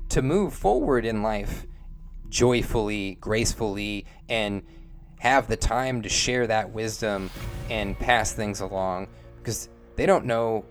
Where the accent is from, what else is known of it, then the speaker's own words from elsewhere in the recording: Bellingham, Washington, United States; I live in Bellingham, and our local vibe is, it's falling apart